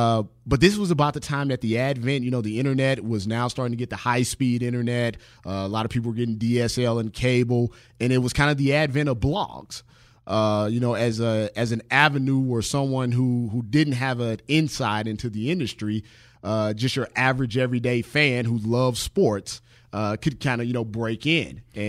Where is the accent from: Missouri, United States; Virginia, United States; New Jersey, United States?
Missouri, United States; St. Louis; Well, I'm originally from St. Louis, Missouri. I actually still reside there now.